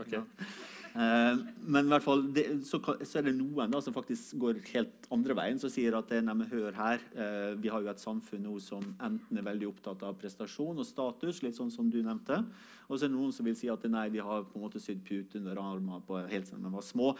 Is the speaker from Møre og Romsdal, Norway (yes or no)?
yes; Sunnmøre, Møre og Romsdal, Norway; jeg kommer fra Sunnmøre